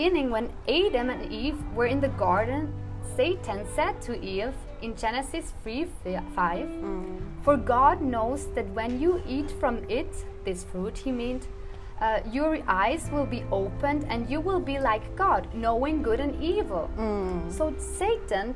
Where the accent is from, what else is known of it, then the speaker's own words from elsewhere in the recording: Switzerland; I'm from Switzerland, and I'm 24 years old